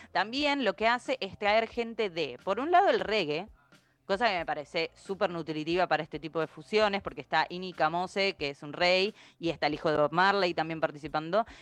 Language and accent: Spanish; Argentina; nosotros como argentinos